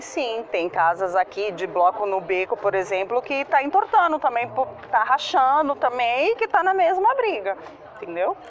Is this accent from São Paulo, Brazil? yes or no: yes; Santos, São Paulo, Brazil; eu nasci em Santos, moro em Santos, me criei em Santos